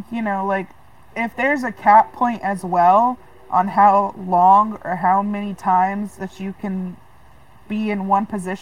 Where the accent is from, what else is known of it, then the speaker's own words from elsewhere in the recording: Texas, United States; I grew up in Texas